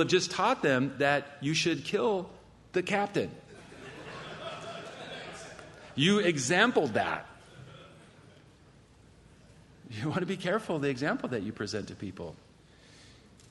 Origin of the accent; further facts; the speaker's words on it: California, United States; I'm from California.